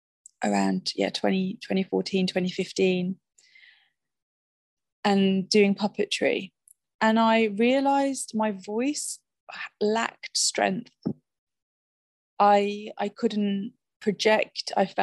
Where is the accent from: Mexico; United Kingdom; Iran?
United Kingdom; West Midlands; I'm originally from the West Midlands. My original accent is a lot different to the voice I use today.